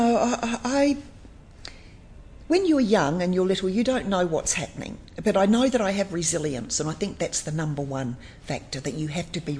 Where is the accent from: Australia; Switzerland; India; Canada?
Australia; Geraldton, Western Australia; moved away as an adult; now in Perth, Australia